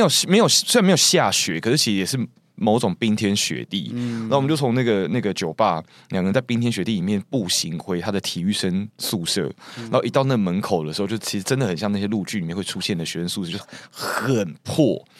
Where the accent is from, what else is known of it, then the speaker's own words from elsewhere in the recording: Taiwan; 我没有，我当时真的没有办法洗澡，因为我一个台湾人，然后我没有来过这么冷，我真的要。